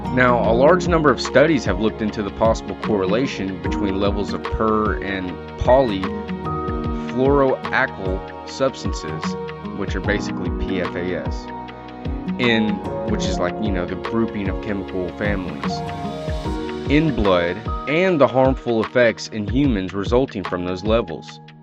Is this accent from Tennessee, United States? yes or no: yes; Tennessee, United States; my home state of Tennessee